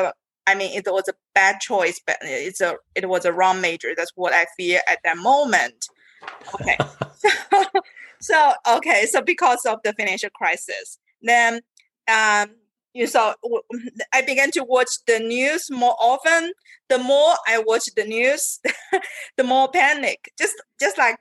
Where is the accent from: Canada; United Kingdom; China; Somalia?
China; moved away as an adult; I came from China